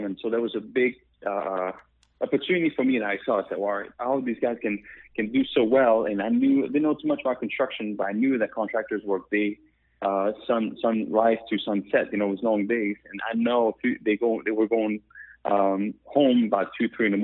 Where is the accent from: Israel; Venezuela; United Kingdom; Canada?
Canada; Quebec; accent: French Canadian; English is a second language; moved away as an adult; also born or lived in Pennsylvania, United States / Myrtle Beach, United States; now in United States; I'm from Canada, the French part. You hear my accent